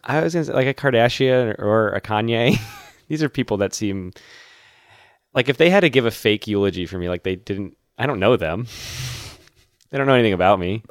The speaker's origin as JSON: {"language": "English", "region": "Massachusetts", "country": "United States", "tie": "born or raised there", "said": "my home state"}